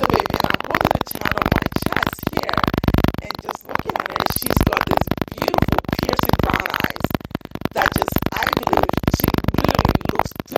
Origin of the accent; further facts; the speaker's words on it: Volta, Ghana; I'm from the Volta region.